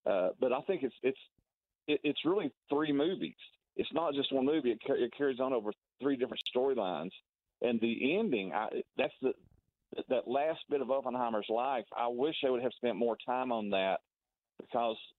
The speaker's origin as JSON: {"language": "English", "region": "Tennessee", "country": "United States", "tie": "born or raised there", "moved": "yes", "lives_now": "Wichita, United States", "said": "I grew up in Tennessee"}